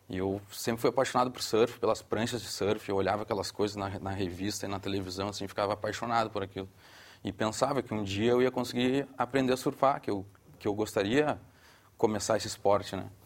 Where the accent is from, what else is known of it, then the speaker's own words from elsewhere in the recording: Porto Alegre, Rio Grande do Sul, Brazil; accent: Brazilian; now in Portugal; Mais precisamente de Porto Alegre.